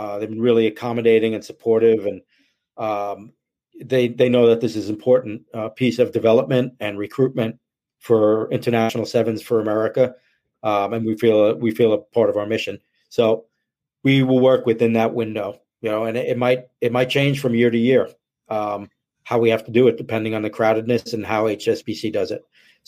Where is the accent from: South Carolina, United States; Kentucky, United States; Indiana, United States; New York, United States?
New York, United States; you know, being a New Yorker, it's really an important date for me